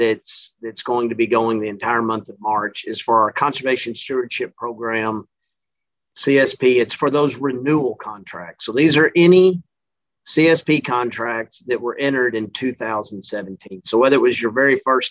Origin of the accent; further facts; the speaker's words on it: Central Texas, United States; moved away as an adult; also born or lived in Mississippi / Louisiana; now in Missouri, United States; This accent is not from Missouri. I'm originally from Central Texas